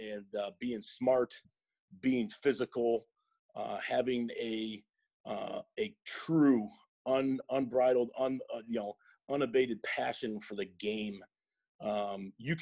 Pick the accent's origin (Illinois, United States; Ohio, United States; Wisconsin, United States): Illinois, United States; Chicago; moved away; I grew up in the Chicagoland area.